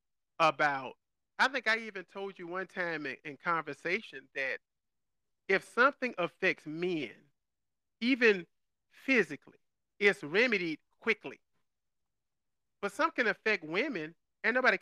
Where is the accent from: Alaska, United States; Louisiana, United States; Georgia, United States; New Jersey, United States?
Georgia, United States; I grew up in Georgia